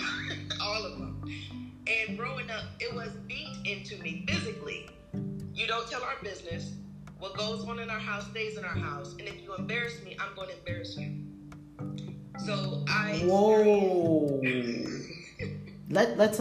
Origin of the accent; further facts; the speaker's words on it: New York City, New York, United States; We grew up in Harlem, and our mothers were a little crazy too